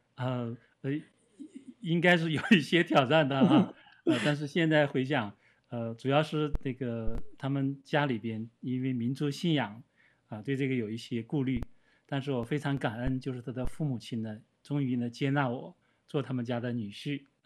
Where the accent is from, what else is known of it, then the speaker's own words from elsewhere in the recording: Northeast China, China; moved away; 我是生长在东北的一个小城，我是一个，生长在一个普通的人家里边，啊，我，呃，父亲的话呢，也是一个普通的职员